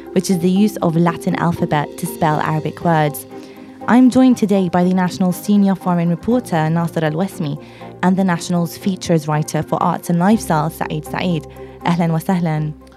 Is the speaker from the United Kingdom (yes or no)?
yes; London, United Kingdom; also born or lived in Iraq / Jordan; I was born in Iraq and I lived in Jordan briefly before moving to London where I've lived all my life